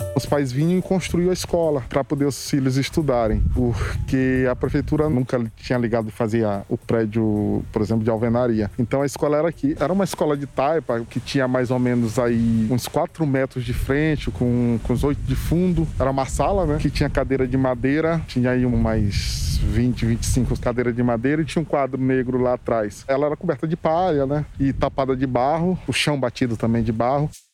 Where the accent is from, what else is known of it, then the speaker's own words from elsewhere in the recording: Alcântara, Maranhão, Brazil; also born or lived in United States; eu sou nascido e criado aqui no Itamatatiwa.